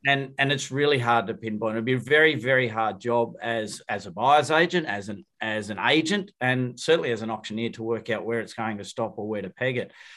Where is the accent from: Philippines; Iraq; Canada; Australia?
Australia; Wollongong, New South Wales; I'm from Wollongong